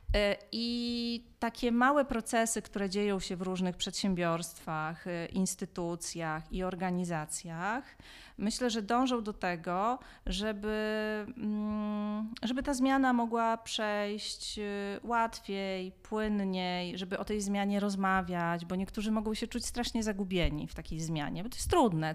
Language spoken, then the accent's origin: Polish; Białystok, Podlaskie Voivodeship, Poland; urodziłam się w Białymstoku w latach 80